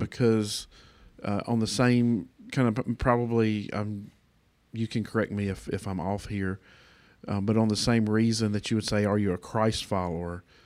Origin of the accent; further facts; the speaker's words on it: United States; as a American